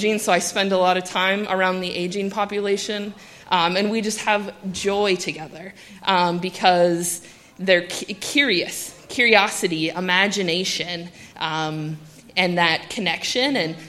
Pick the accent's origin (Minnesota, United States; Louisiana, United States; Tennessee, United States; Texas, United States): Minnesota, United States; Iron Range; I grew up on the Iron Range